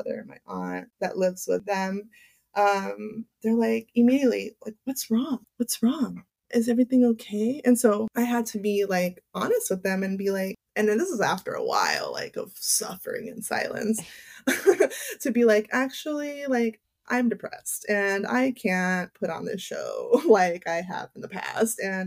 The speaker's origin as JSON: {"language": "English", "town": "Los Angeles", "region": "California", "country": "United States", "tie": "born or raised there", "said": "I grew up in West LA."}